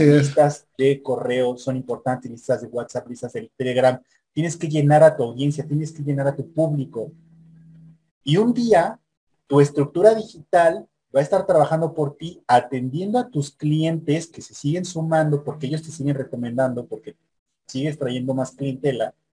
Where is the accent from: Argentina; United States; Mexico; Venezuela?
Mexico; yo soy mexicano